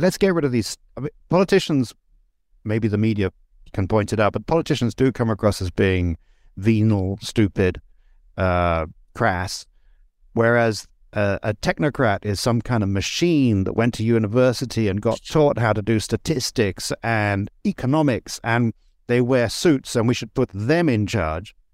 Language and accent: English; England, United Kingdom; moved away as an adult; I grew up in England, but I, I left in nineteen ninety